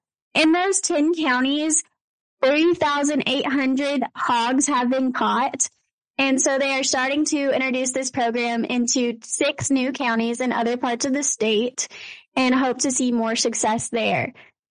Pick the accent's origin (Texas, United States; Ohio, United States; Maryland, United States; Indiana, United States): Texas, United States